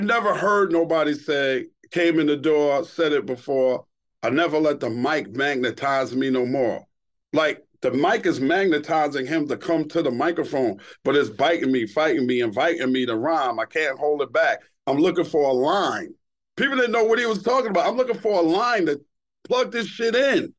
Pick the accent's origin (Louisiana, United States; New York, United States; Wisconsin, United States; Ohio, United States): New York, United States; New York City; born or raised there; also born or lived in Brooklyn